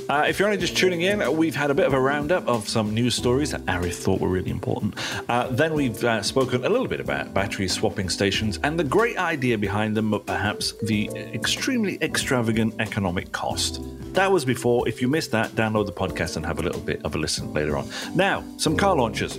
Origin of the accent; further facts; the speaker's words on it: England, United Kingdom; being English